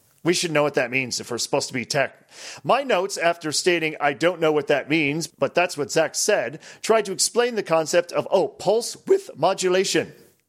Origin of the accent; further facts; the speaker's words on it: Transylvania, Romania; Well, as you may or may not know, I am from Transylvania, Romania. And we had pinball over there.